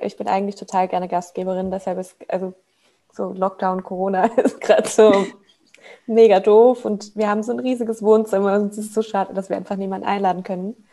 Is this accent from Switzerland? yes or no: yes; Switzerland; moved away as an adult; also born or lived in Hamburg; now in Berlin, Germany; ich komme ursprünglich aus der Schweiz ähm, habe da auch mit 16 halt meine erste Ausbildung gemacht als Buchhändlerin.